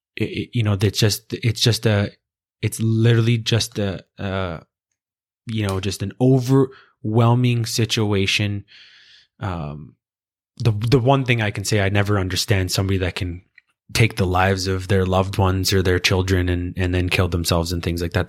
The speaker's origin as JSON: {"language": "English", "country": "Canada", "said": "as a Canadian"}